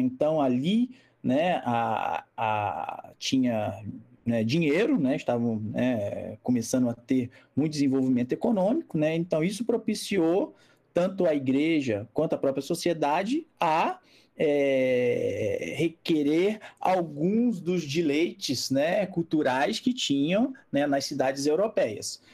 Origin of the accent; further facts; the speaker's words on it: Rio de Janeiro, Brazil; moved away; also born or lived in Mar de Espanha, Minas Gerais; eu sou carioca